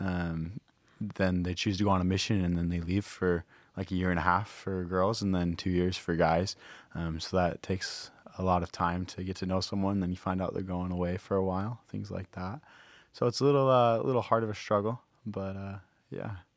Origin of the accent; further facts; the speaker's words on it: Rochester, Minnesota, United States; moved away as an adult; now in Hawaii, United States; I'm from Rochester, Minnesota